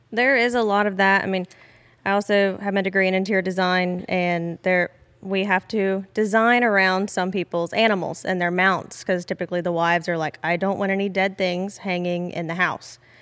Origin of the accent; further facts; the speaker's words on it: Beaumont, Texas, United States; I am actually from this area of Southeast Texas, specifically Beaumont. And I've born and raised here